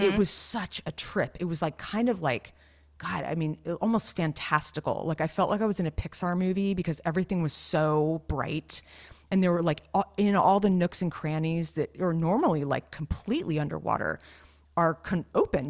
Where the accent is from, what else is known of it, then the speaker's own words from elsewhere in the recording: California, United States; the growing up in California thing